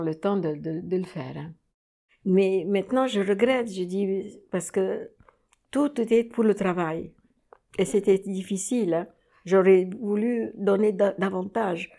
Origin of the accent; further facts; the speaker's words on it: Cairo, Cairo Governorate, Egypt; moved away as an adult; now in Paris, France; je suis née euh, au Caire, en Égypte